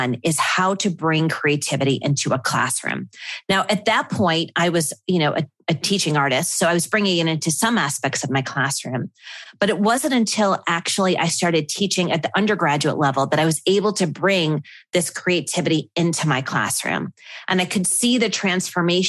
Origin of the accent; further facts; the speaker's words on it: Buffalo, New York, United States; moved away as an adult; my hometown in Buffalo.